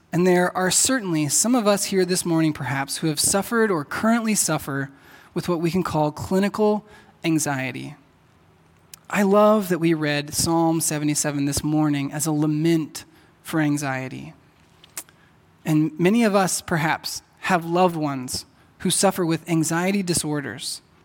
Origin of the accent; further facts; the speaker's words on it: Texas, United States; moved away; I'm from Texas, and back there, people say y'all.